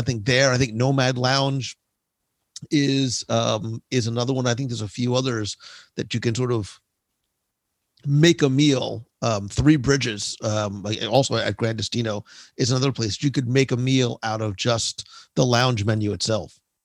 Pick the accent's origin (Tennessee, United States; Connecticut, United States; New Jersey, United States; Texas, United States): New Jersey, United States; I'm from Jersey